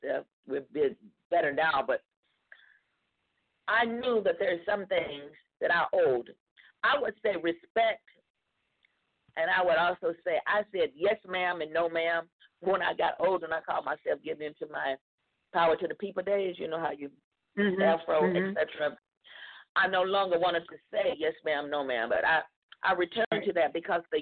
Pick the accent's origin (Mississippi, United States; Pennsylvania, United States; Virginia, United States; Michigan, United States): Mississippi, United States; I'm from the South, Mississippi to be exact